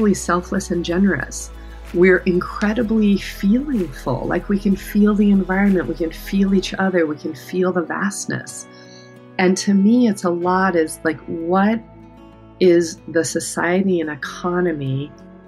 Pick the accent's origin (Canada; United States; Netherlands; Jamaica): United States; the Rockies in Colorado; I grew up in the Rockies in Colorado in a very small town